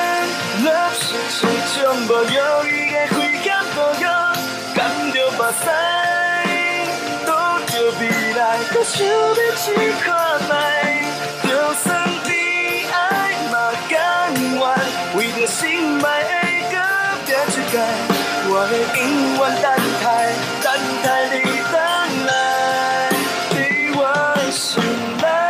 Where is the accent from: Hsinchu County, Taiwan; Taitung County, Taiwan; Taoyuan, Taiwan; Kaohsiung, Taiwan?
Hsinchu County, Taiwan; accent: Hsinchu Hailu Hakka; first language Hakka; Chinese is a second language; 呃，我是新竹海陆腔。